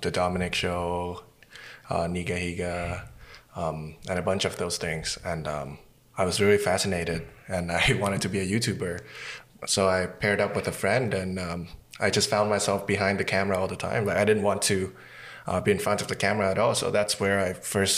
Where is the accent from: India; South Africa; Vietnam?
Vietnam; now in Winnipeg, Canada; I'm from Vietnam and I work in film, television and commercials and documentary in Winnipeg.